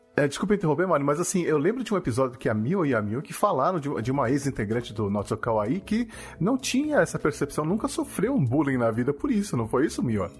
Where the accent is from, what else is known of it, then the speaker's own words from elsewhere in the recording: Brazil; also born or lived in Japan; lá no Japão me chamavam de brasileiro